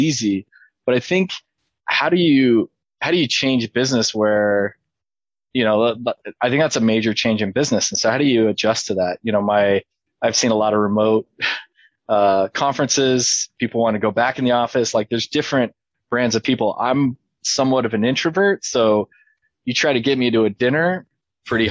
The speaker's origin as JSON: {"language": "English", "region": "Idaho", "country": "United States", "said": "I'm from Idaho"}